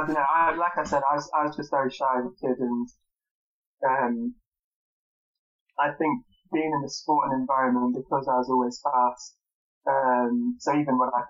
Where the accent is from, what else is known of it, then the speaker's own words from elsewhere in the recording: Trowbridge, South West England, United Kingdom; also born or lived in Bath; my parents are from Trowbridge and I grew up in Trowbridge